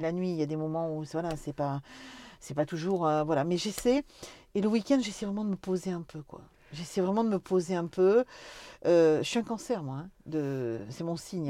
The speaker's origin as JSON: {"language": "French", "area": "Corrèze", "region": "Nouvelle-Aquitaine", "country": "France", "said": "on est des Corésiennes"}